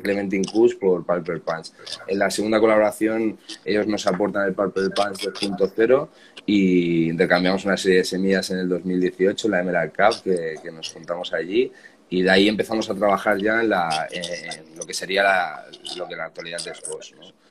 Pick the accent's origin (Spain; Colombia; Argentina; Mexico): Spain; Barcelona, Catalonia; nosotros somos de Barcelona